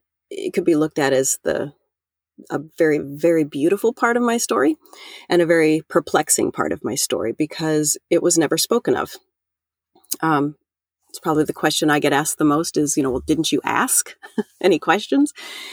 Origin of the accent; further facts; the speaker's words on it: Iowa, United States; I'm from Central Iowa and grew up here most of all of my life.